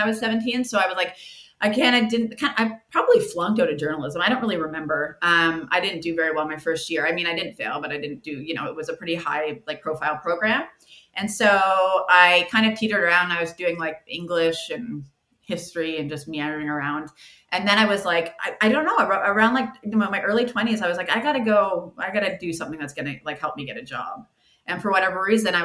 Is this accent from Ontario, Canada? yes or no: no; Halifax, Nova Scotia, Canada; I grew up in Halifax, just on the East Coast here. Born and raised here.